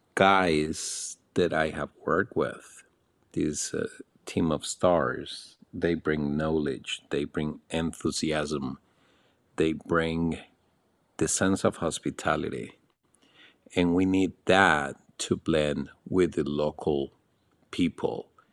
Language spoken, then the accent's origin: English; Alajuela, Costa Rica; moved away as an adult; also born or lived in Nicaragua; now in Panama; in my hometown, which is in the mountains on the road to Puas Volcano, I grew up in a family